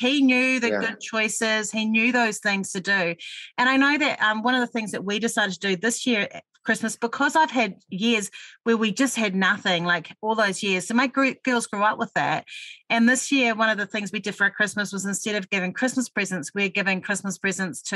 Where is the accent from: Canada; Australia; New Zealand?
New Zealand; Auckland; I was raised on the North Shore of Auckland